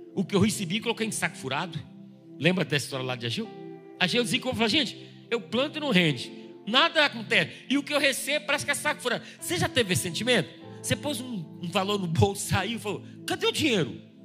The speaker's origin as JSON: {"language": "Portuguese", "country": "Brazil", "said": "a gente é brasileira"}